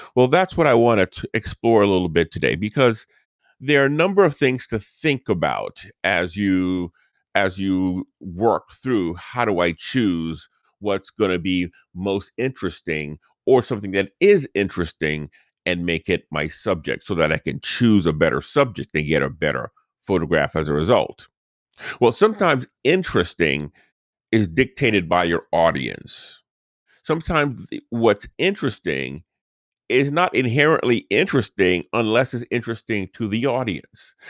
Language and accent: English; New Orleans, Louisiana, United States; this is the house where we grew up in New Orleans